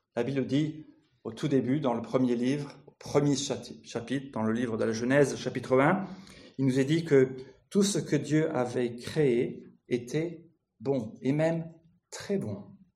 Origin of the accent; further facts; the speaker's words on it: France; je viens de France